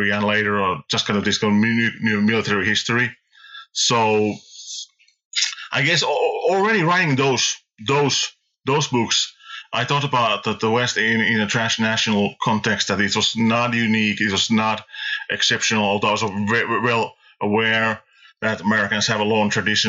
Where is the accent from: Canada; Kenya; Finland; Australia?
Finland; I was a kid here, growing up in Finland in the 80s